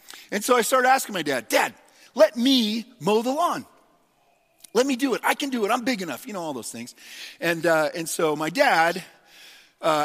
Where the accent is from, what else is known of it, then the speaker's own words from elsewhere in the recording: United States; we as American Christians in the church in America